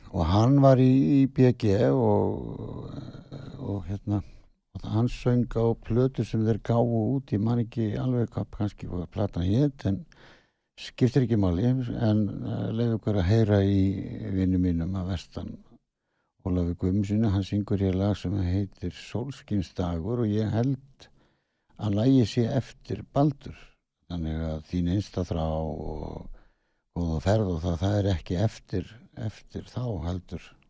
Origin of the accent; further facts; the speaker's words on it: Ísafjörður, Westfjords, Iceland; ég er nú frá Ísafjörði